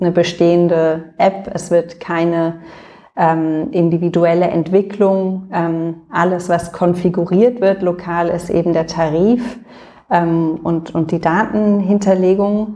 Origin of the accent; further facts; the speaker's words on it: Berlin, Germany; also born or lived in London; bin Berlinerin und äh, wohne auch in Berlin